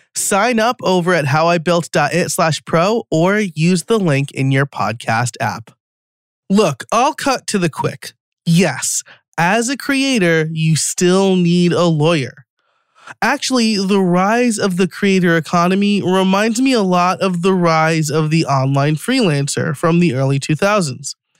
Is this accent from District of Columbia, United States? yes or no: no; New York, United States; moved away as an adult; now in outside Philadelphia, United States; I am from New York, an hour north of the city, which is not upstate